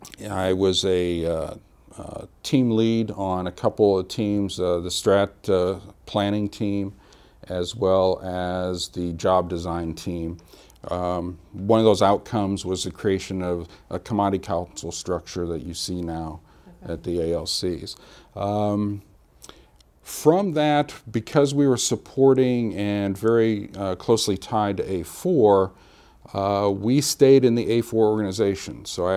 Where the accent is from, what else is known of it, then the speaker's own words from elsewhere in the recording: Illinois, United States; I'm a Midwesterner. I was born and raised in Illinois, around the central Illinois area.